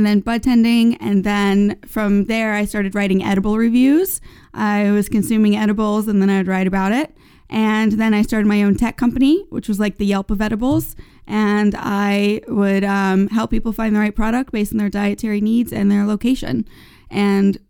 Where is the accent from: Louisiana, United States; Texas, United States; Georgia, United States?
Louisiana, United States; New Orleans; moved away as an adult; now in Los Angeles, United States; I grew up in New Orleans, Louisiana